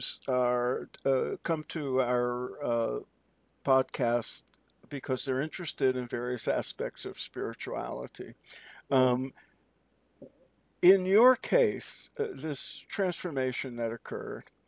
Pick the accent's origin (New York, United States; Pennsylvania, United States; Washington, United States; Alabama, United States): New York, United States; New York City; growing up in New York City